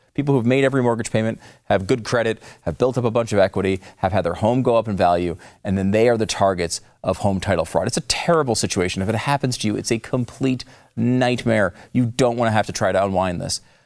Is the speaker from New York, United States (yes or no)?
yes; New York City, New York, United States; moved away; as a New Yorker myself, I was born in New York, used to work there as well.